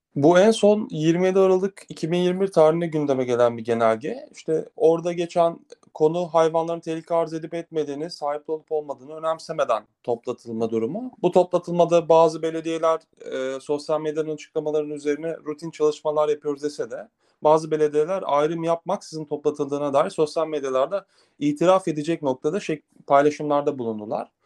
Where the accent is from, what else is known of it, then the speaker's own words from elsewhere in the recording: Antalya, Turkey; Antalya'da doğdum ben